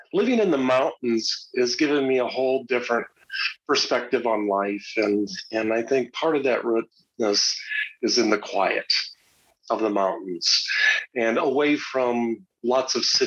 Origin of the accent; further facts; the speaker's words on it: Mankato, Minnesota, United States; also born or lived in northeast Nebraska; now in Roslyn, United States; I grew up in Mankato, Minnesota, in south central Minnesota